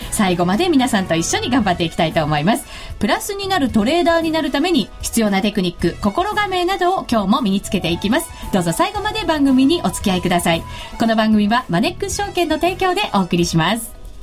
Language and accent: Japanese; Shizuoka, Japan; サッカー王国静岡出身